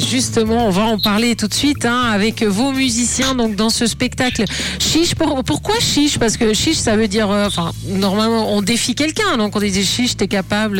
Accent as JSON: {"language": "French", "country": "Switzerland", "said": "chez nous en Suisse"}